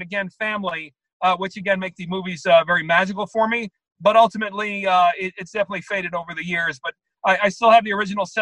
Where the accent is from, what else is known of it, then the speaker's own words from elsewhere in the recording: New York, United States; I'm from New York, I'm a Met fan